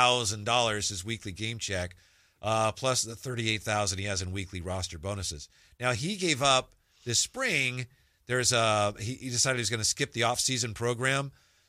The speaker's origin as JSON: {"language": "English", "town": "Charlotte", "region": "North Carolina", "country": "United States", "said": "I don't think Coach knew I was from Charlotte, so."}